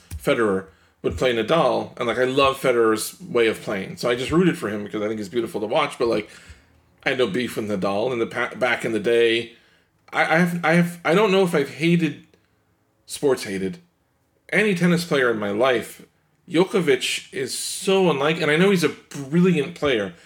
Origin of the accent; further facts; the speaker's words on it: New York, United States; as a New Yorker